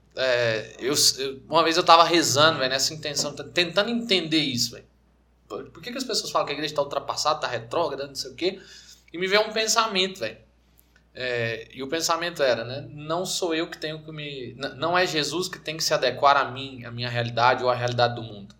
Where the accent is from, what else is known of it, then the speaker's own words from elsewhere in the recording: Anápolis, Goiás, Brazil; nós somos de Anápolis, Goiás, mesma cidade